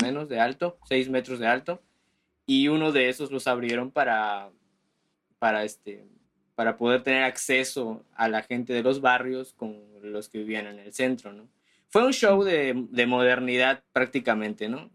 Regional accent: Campeche, Mexico; born or raised there

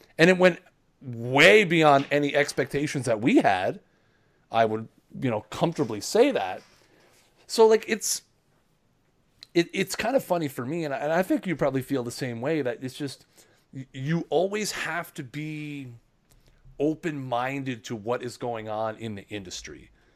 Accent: Canada; I'm Canadian

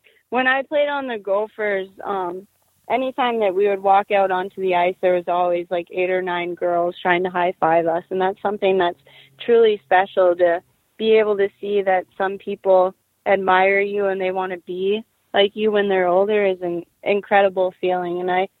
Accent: Montreal, Quebec, Canada; I was born in Montreal, Quebec, and I started playing hockey when I was 4 years old.

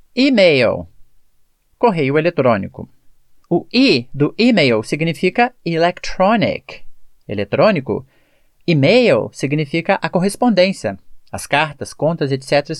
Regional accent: Brazil; A questão da pronúncia é a maneira que nós falamos como brasileiros

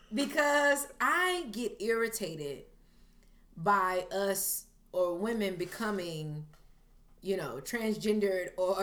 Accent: Fayetteville, North Carolina, United States; I am from Fayetteville, North Carolina. I've lived a little bit of everywhere.

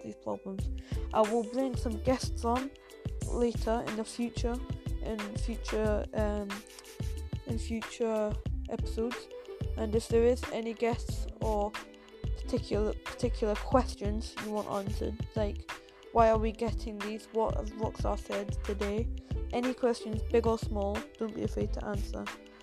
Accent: England, United Kingdom; if you are laughing at my accent, then yes, I am English.

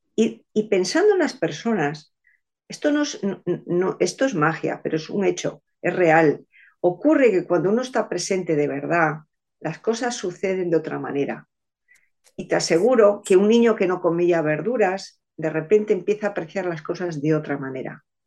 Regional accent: Spain; nosotros españoles

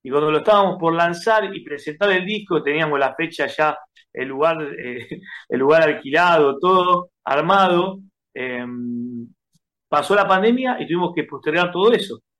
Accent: Buenos Aires, Argentina; Nosotros somos de Capital Federal, eh, del barrio de Mataderos. Ok. Eh, oriundo de Mataderos.

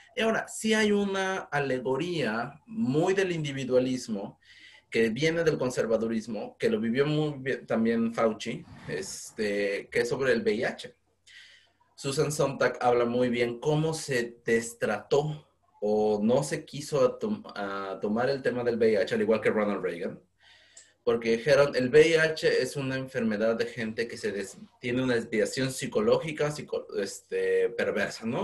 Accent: Mexico; now in United Kingdom; mi experiencia binacional como ciudadano mexicano que está en Reino Unido

